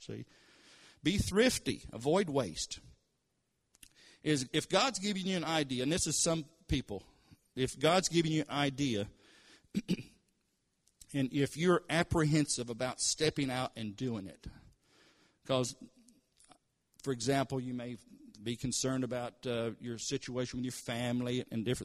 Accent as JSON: {"language": "English", "region": "Kentucky", "country": "United States", "tie": "born or raised there", "moved": "as an adult", "lives_now": "Tulsa, United States", "said": "I was raised in Kentucky. And, of course, we're in Tulsa, Oklahoma now"}